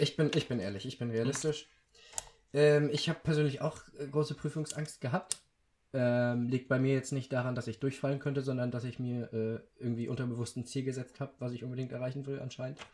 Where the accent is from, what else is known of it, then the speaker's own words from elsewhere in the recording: Schleswig-Holstein, Germany; bei uns in Schleswig-Holstein